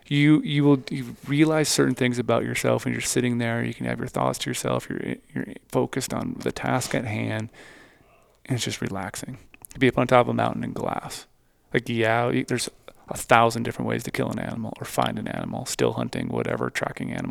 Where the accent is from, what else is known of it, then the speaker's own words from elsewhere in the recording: Minnesota, United States; I grew up in Minnesota